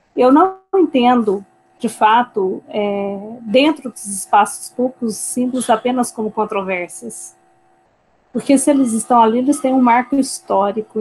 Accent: Brazil; also born or lived in Minas Gerais; como brasileiros

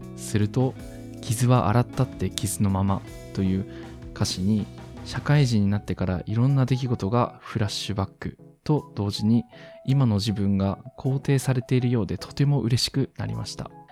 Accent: Miyazaki, Japan; 私の地元宮崎

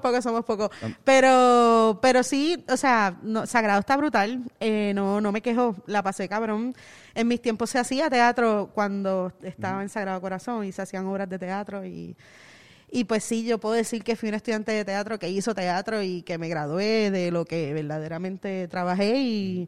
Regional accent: Caguas, Puerto Rico; moved away as an adult; now in San Juan, Puerto Rico; Yo me crié en Cagua. Yo nací en San Juan, pero me crié en Cagua

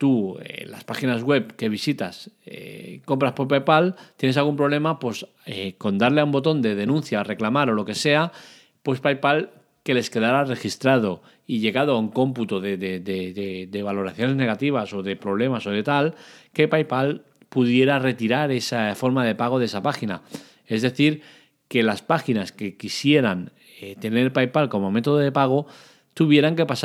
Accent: Catalonia, Spain; Para eso soy catalán y soy de puño agarrado.

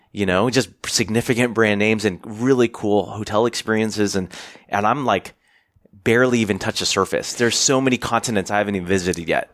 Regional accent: United States; I'm Asian American

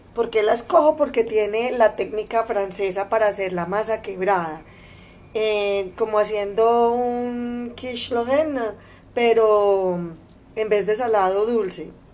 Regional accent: Antioquia, Colombia; mi tierra, Antioquia y el eje cafetero.

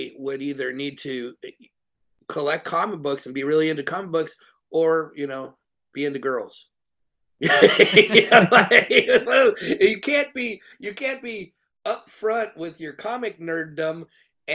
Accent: North Highlands, California, United States; I grew up in North Highlands

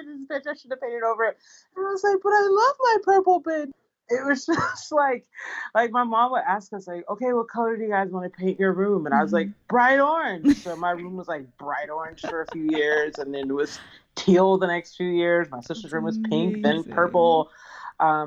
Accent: Atlanta, Georgia, United States; also born or lived in Los Angeles, California; So I was born in Los Angeles, California, and I was raised in Atlanta, Georgia, in a very, very creative home.

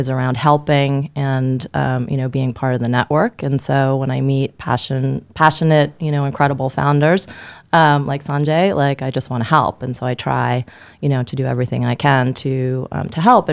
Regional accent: New York, United States; born and raised in New York

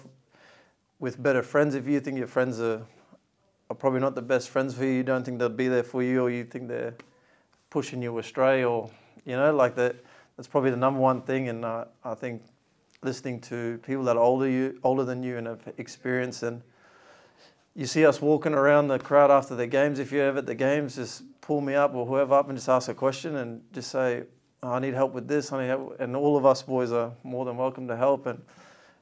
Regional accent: Cairns, Queensland, Australia; moved away as an adult; also born or lived in Port Moresby, Papua New Guinea / Townsville; now in Leeds, United Kingdom; when I moved from Papua New Guinea to Australia, grew up in Cairns

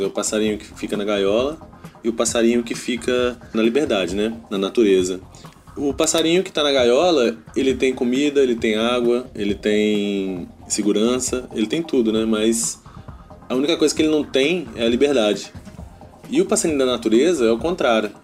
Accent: Juiz de Fora, Minas Gerais, Brazil; also born or lived in Espírito Santo; now in Vila Velha, Brazil; Eu sou mineiro de Juiz de Fora, mas moro aqui no Espírito Santo desde 2004.

